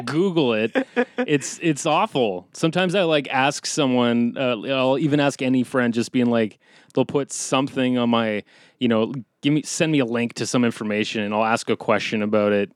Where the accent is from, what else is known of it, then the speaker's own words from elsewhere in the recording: Canada; We're Canadian